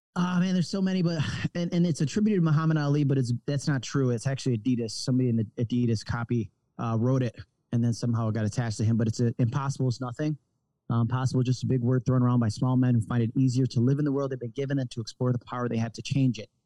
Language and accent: English; Rochester, New York, United States; moved away as an adult; I was originally from Rochester, New York, upstate New York, between Buffalo and Syracuse